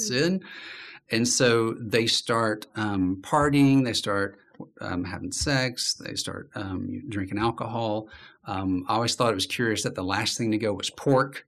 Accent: Birmingham, Alabama, United States; I'm from Birmingham

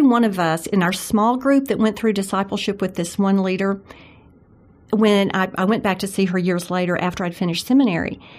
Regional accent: Jackson, Mississippi, United States; I grew up in Jackson, Mississippi, which is so much like Birmingham, I think, uh, in my grandparents' home

